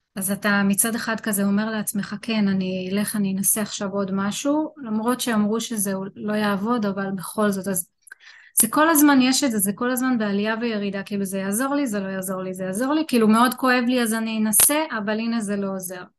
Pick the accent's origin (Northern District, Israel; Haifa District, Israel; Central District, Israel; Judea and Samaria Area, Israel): Central District, Israel; Rishon LeZion; אני אה, מראשון לציון.